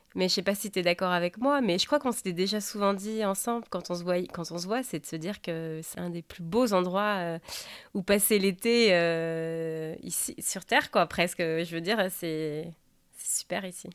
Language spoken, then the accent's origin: French; France; moved away as an adult; now in Seattle, United States; je suis française et je vous parle depuis Seattle.